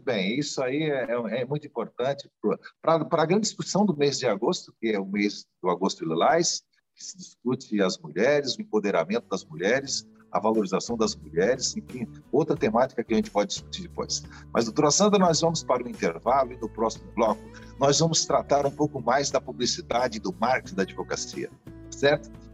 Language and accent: Portuguese; Santa Catarina, Brazil; eu também sou catarinense